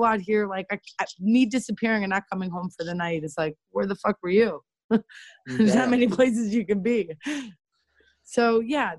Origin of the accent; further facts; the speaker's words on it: Cleveland, Ohio, United States; moved away as an adult; I was in Cleveland from Ohio. I'd been there my whole, you know, life